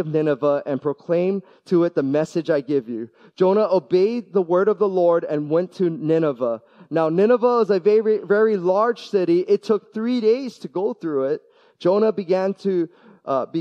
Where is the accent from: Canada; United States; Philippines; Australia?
United States; Hawaii; moved away; also born or lived in US mainland; I love being born and raised in Hawaii. I got to spend a decade on the mainland as well